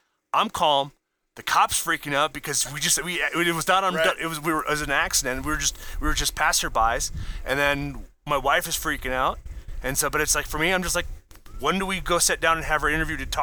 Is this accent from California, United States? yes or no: no; Iowa, United States; moved away as an adult; now in Wisconsin, United States; I'm from Iowa, I'm flat country